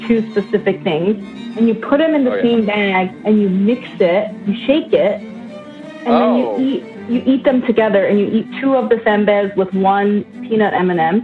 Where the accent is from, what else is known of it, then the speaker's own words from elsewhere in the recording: Northern Mariana Islands; moved away; I grew up on a small island in Micronesia called Saipan